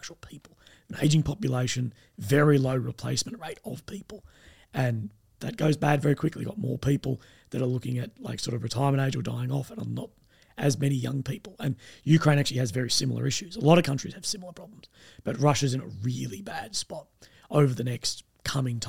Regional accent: Australia; myself as an Australian YouTuber

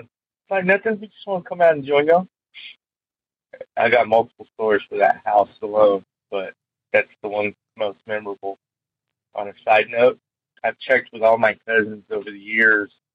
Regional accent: Dallas, Texas, United States; I'm from Dallas, Texas.

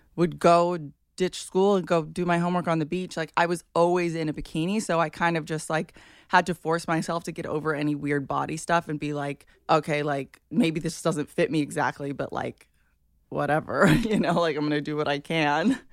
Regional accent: Hawaii, United States; I grew up in Hawaii

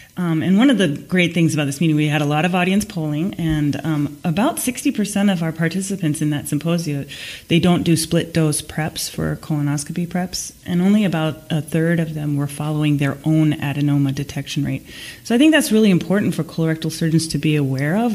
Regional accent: Seattle, Washington, United States; hosting everybody in my hometown

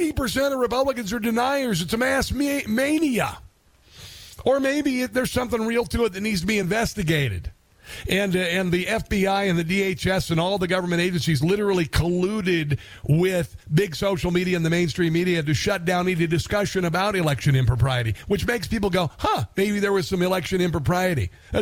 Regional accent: Neola, Iowa, United States; moved away; also born or lived in Omaha, Nebraska; I was born in Omaha, and I grew up in a small town outside of Omaha, Nebraska, called Neola, Iowa.

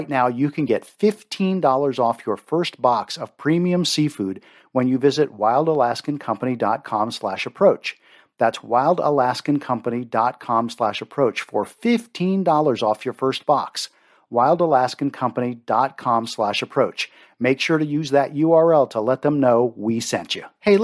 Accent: Maryland, United States; I grew up in Maryland, you know I love my seafood

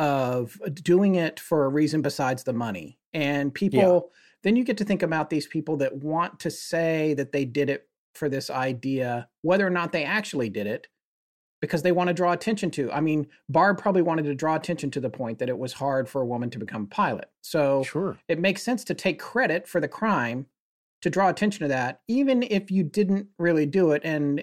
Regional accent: North Carolina, United States; he actually is from my home state of North Carolina, where I live now

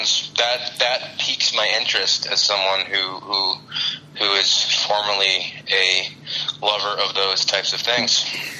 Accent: near Worcester, central Massachusetts, United States; also born or lived in Boston / New York / San Francisco / Los Angeles; I grew up in central Massachusetts, so we're near Worcester. But I lived most of my adult life in Boston with brief stints in New York, San Francisco, and L.A.

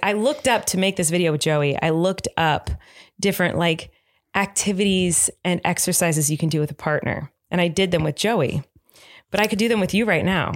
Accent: United States; I'm American

